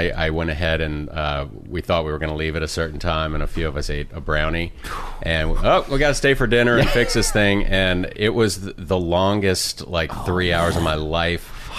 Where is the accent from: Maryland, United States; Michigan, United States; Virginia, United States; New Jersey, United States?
Virginia, United States; Richmond; moved away; I grew up in Richmond, Virginia, and it was a conservative bunch. I was the poor kid with a scholarship to the nice private school, actually, where Russell Wilson went.